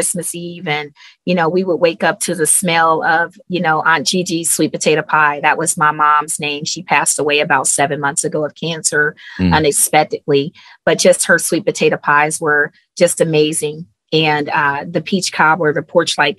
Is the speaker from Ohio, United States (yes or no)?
yes; Cleveland, Ohio, United States; moved away as an adult; I'm originally from Cleveland, Ohio